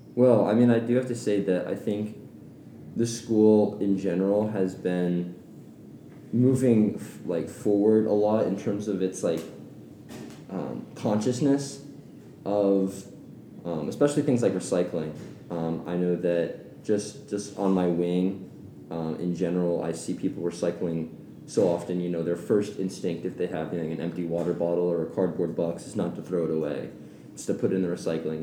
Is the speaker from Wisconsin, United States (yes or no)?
no; Atlanta, Georgia, United States; moved away; I'm originally from Atlanta, Georgia.